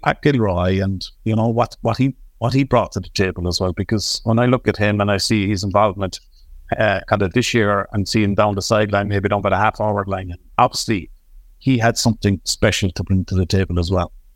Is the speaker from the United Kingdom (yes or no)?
no; Cork, Munster, Ireland; I'm an Artside man here in Cork